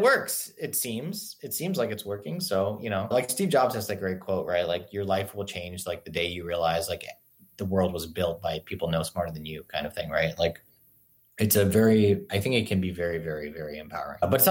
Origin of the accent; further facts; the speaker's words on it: Singapore; now in United States; I grew up in Singapore and I moved to the US